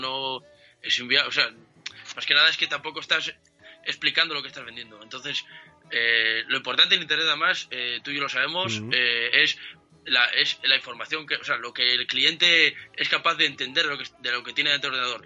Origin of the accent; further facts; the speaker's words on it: Oviedo, Asturias, Spain; also born or lived in Cangas del Narcea / Tineo; Nací en Oviedo, pero soy medio Cajas Arcea, medio Talamundi, soy de Asturias.